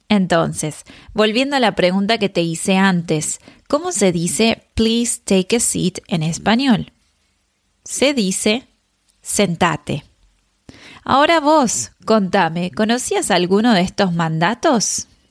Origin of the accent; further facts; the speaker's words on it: Argentina; en Argentina usamos vos